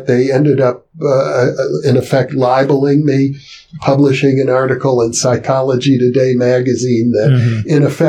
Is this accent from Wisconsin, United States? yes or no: yes; Wisconsin, United States; I grew up in Wisconsin